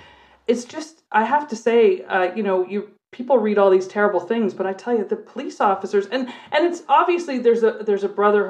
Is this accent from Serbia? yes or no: no; Canada; And so we're like, hey, we're Canadian cops here. We're just here looking around.